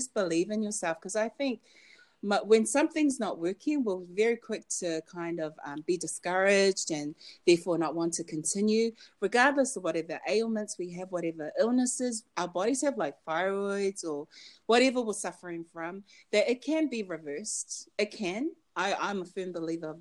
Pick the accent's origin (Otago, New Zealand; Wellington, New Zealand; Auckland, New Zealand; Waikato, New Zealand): Auckland, New Zealand; I grew up in Auckland, New Zealand